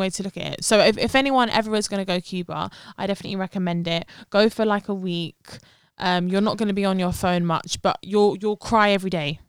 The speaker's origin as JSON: {"language": "English", "region": "London", "country": "United Kingdom", "tie": "born or raised there", "said": "they can tell that we're from London. So I'm kind of I'm I'm happy like where I've been born and raised"}